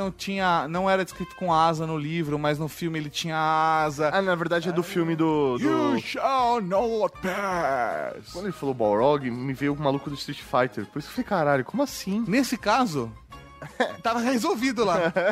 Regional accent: São Paulo, Brazil; tenho tenho 34 anos, sou de São Paulo, ZL, filho de mãe argentina e pai italiano. Ou seja, brasileiro só o documento mesmo.

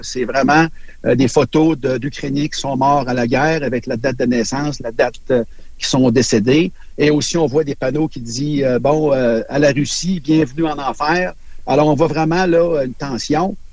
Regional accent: Canada; je viens du Canada

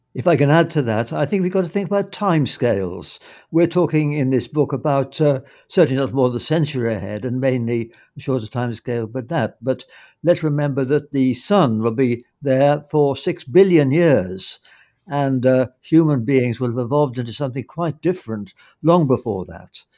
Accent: United Kingdom; as a Brit

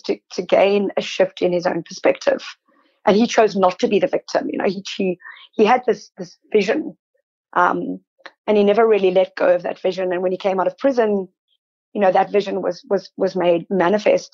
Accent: South Africa; moved away as an adult; now in Sydney, Australia; I'm South African, there is, and I grew up during apartheid

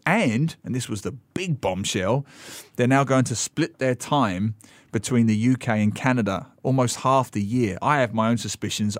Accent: United Kingdom; as a Brit myself

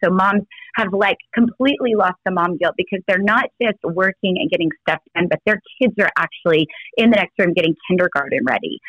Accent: Texas, United States; I'm from Texas

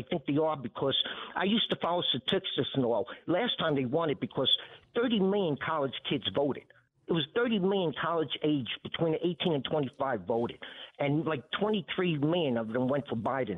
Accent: New York City, New York, United States; I'm a New Yorker. I grew up in Brooklyn, Williamsburg, tough neighborhood at the time.

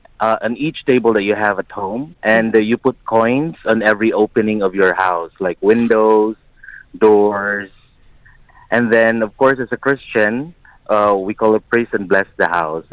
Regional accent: Philippines; now in United Arab Emirates; I'm from the Philippines.

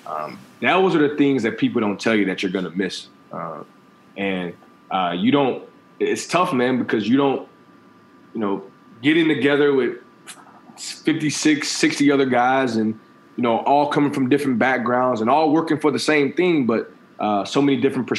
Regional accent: Kirkwood, Missouri, United States; being from Kirkwood and having the opportunity to come back in, be the head football coach

